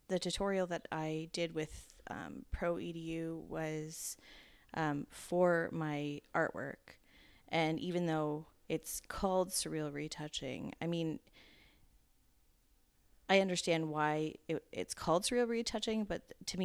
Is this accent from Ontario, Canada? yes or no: yes; Ontario, Canada; Ontario, Canada.